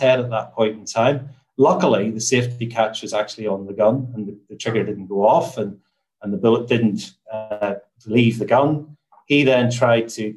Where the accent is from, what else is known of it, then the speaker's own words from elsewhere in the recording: Newtownards, Northern Ireland, United Kingdom; also born or lived in Belfast; I'm from Northern Ireland. So I grew up in a town called Newton Ards